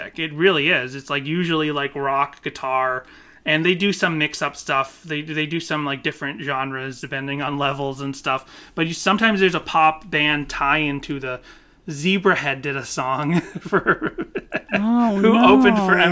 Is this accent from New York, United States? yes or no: no; Boston, Massachusetts, United States; now in Los Angeles, United States; I was raised in Boston and suburban area